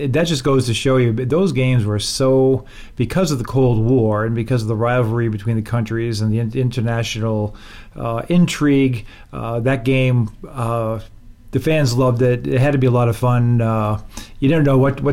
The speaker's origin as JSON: {"language": "English", "town": "Boston", "region": "Massachusetts", "country": "United States", "tie": "born or raised there", "said": "I grew up in the Boston area"}